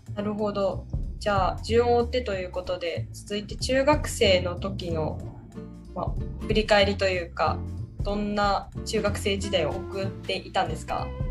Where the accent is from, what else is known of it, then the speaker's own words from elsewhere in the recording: Takasaki, Gunma, Japan; 私の地元のである群馬県